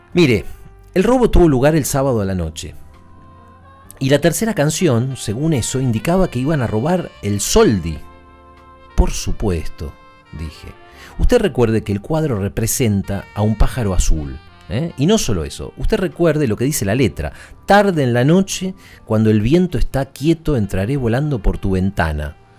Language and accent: Spanish; Buenos Aires, Argentina; Además de chico yo iba al colegio en este barrio, después me fui, pero, pero toda mi infancia fui al colegio en Belgrano